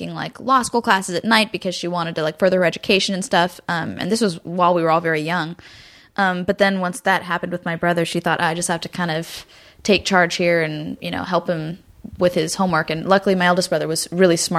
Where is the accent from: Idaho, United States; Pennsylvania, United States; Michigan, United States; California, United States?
California, United States; Garden Grove; also born or lived in Burbank / Hollywood; I was born in Garden Grove in Orange County, and lived there my whole life until I moved to Burbank when I was like 17